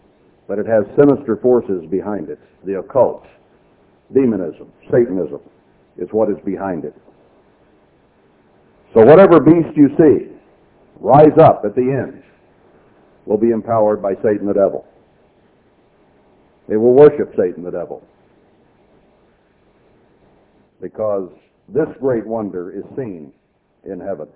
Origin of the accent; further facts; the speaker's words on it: Texas, United States; I was born in Texas